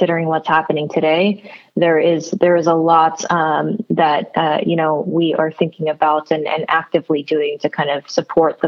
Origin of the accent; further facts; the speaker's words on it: New Jersey, United States; I was born and raised in New Jersey